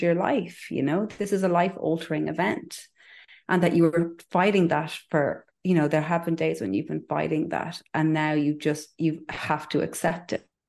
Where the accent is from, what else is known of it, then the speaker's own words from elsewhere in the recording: Ireland; I'm Irish